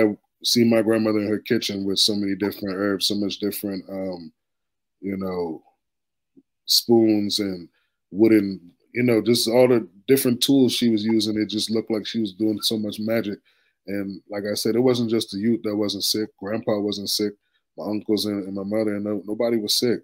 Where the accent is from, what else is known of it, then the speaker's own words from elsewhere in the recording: D.C., Maryland area, United States; I was born here in the D.C., Maryland area, you know, but I was first born to Jamaican and Guyanese immigrants